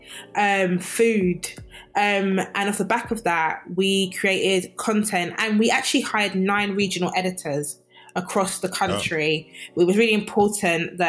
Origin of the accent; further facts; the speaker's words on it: London, United Kingdom; I'm from London